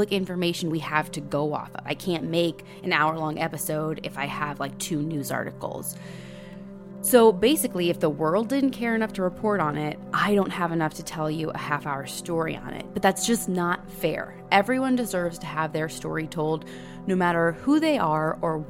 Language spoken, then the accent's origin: English; Middle America, Midwest, United States; we're from Middle America